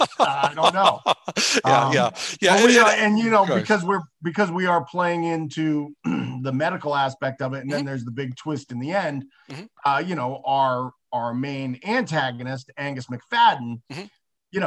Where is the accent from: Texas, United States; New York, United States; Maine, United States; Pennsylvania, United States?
Maine, United States; Bangor; We're at a drive-in in Bangor, Maine, which is my hometown.